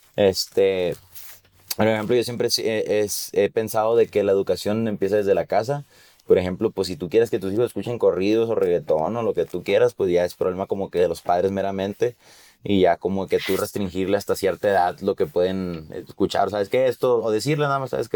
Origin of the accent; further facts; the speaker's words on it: Mexico; lo que está pasando en mi país